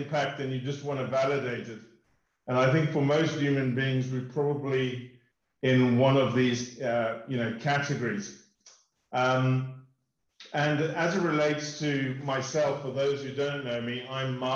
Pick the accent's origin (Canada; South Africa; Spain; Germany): South Africa; moved away as an adult; also born or lived in United Kingdom / United States; We grew up in South Africa. We've lived in the UK, and we spent 3 years in the US